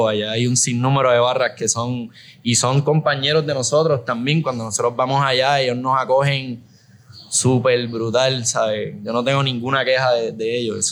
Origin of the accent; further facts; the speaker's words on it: Aguadilla, Puerto Rico; also born or lived in San Juan / Rincón; Yo por mi parte soy de, de Aguadilla